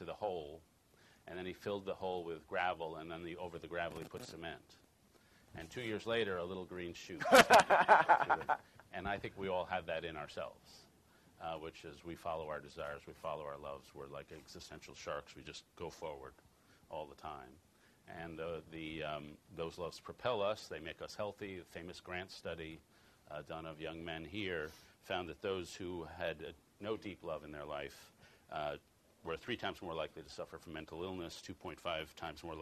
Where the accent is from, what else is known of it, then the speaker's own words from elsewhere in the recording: Chicago, Illinois, United States; I'm from Chicago